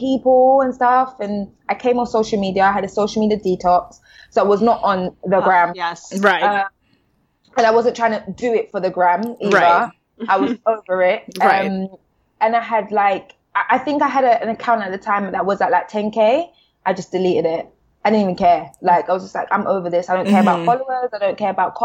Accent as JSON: {"language": "English", "region": "London", "country": "United Kingdom"}